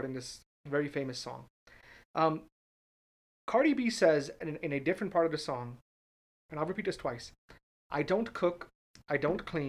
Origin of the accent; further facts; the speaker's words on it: Northeast, United States; now in Orlando, United States; I'm from the Northeast